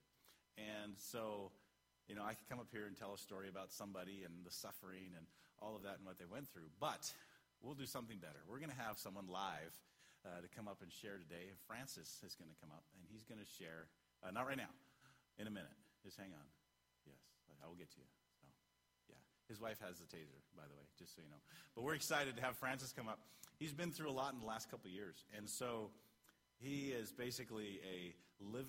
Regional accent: Canada; I'm Canadian

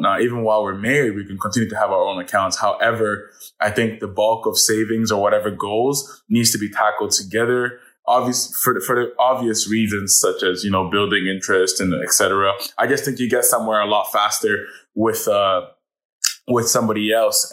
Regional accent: Ottawa, Ontario, Canada; I'm from Ottawa

